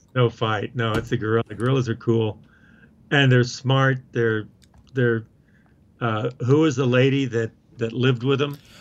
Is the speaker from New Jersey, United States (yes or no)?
no; Oklahoma, United States; now in Colorado, United States; I grew up in Oklahoma